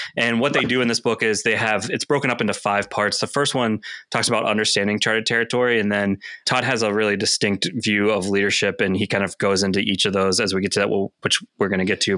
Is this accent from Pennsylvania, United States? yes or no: yes; Greensburg, Pennsylvania, United States; moved away; I'm originally from Greensburg, Pennsylvania, which is about 30 miles east of Pittsburgh